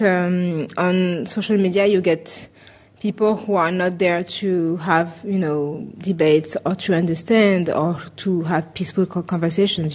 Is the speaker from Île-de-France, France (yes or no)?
yes; Paris, Île-de-France, France; I said that I was French and I was from Paris